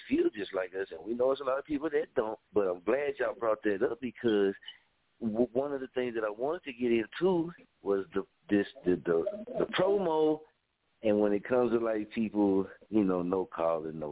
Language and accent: English; Story, Oklahoma, United States; I'm from Story, Oklahoma